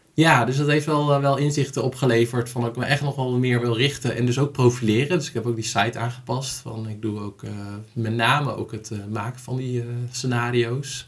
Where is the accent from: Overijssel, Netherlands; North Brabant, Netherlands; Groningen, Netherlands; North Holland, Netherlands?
Groningen, Netherlands; Sappemeer; also born or lived in Hoogezand; En ik ben opgegroeid in, eh, in Sappemeer, geboren in Hoge Zand